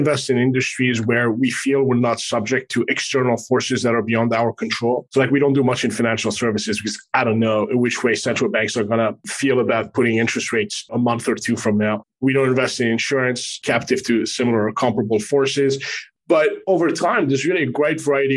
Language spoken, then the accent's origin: English; Paris, Île-de-France, France; also born or lived in Middle East / Manhattan, New York, United States / Canada; now in Miami, United States; I was born in the Middle East and grew up in France. I have a Canadian passport and have spent the past quarter of a century in Manhattan